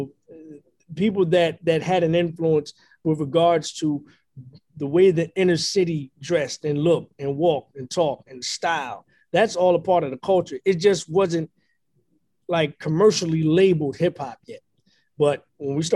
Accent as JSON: {"language": "English", "town": "Philadelphia", "region": "Pennsylvania", "country": "United States", "tie": "born or raised there", "said": "I grew up in Philadelphia"}